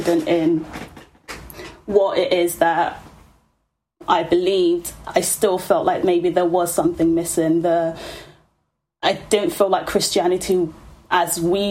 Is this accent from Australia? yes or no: no; London, United Kingdom; we were just like hanging around the streets of Peckham